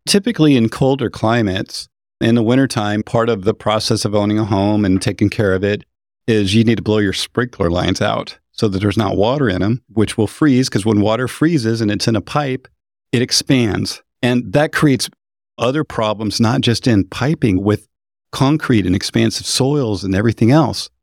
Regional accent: Idaho, United States; moved away; I grew up in Idaho

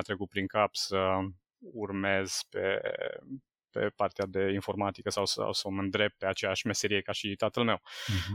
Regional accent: Sânnicolau Mare, Timiș County, Romania; am rămas la liceu din orașul meu natal, eu sunt din sunt Nicolau Mare, aproape de Timișoara

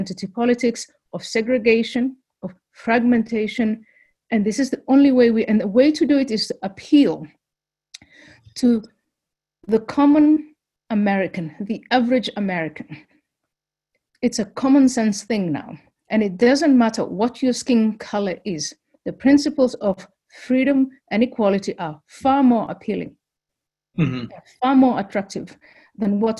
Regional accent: Somalia; now in United States; I come from Somalia

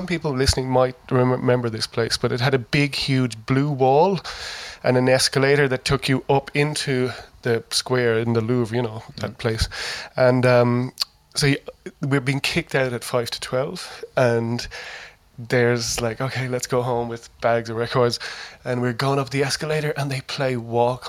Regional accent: Ireland

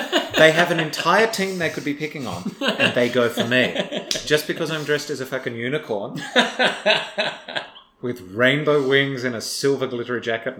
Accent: Tasmania, Australia; Because I'm from Tasmania.

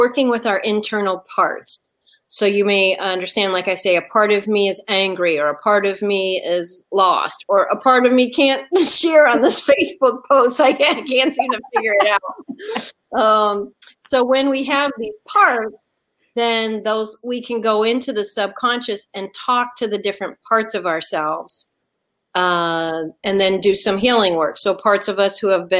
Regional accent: Detroit, Michigan, United States; now in Atlanta, United States; I was born and raised in Detroit, and then I've lived all over. But I'm talking to you today from Atlanta, which is my home

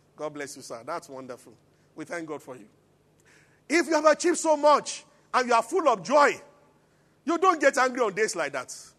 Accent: Abuja, Federal Capital Territory, Nigeria; now in Lagos, Nigeria; I grew up in Abuja

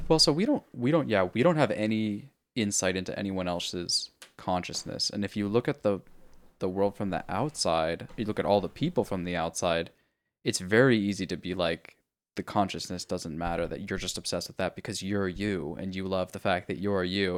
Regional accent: California, United States; it's one of the, like, hippie California things that we

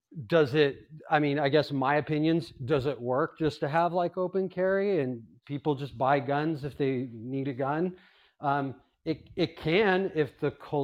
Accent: Southern California, United States; now in Alaska, United States; growing up in Southern California.

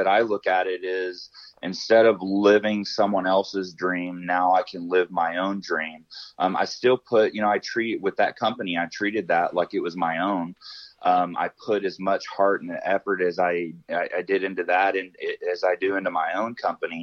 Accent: Arkansas, United States; moved away as an adult; now in Colorado, United States; I grew up in the South. I grew up in Arkansas

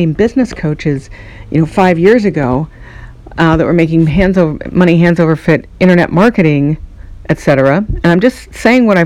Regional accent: United States; I'm speaking from America

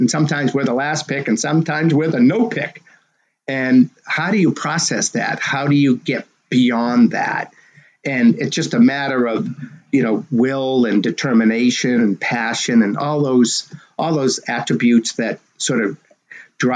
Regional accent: Medford, Massachusetts, United States; my hometown of Medford, Mass

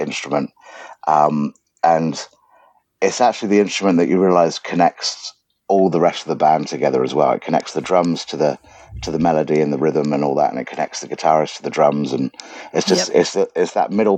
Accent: Southampton, South East England, United Kingdom; also born or lived in Leicester / Egypt; I was raised in Southampton

